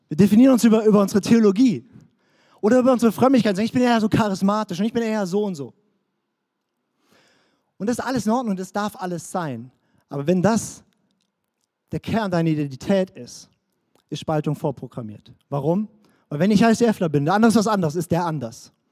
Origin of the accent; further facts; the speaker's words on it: Baden-Württemberg, Germany; also born or lived in Swabia; Ich bin Deutscher, das ist meine Nationalität. Ich bin hessisch-fränkischer, in Schwaben geborener Badner.